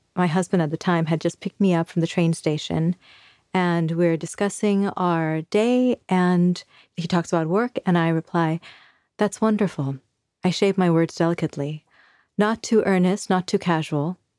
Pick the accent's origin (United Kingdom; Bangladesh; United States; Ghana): Bangladesh; moved away; So, I am from Bangladesh. I was born there in nineteen eighty-three